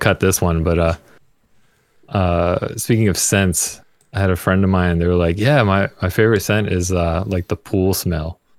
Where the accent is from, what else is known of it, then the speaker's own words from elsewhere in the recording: New York, United States; I'm from New York